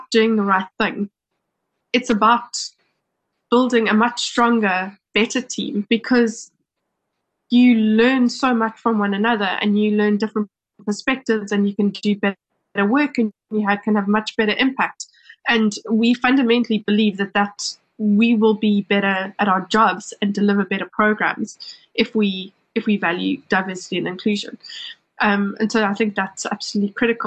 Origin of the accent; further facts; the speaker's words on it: South Africa; as a South African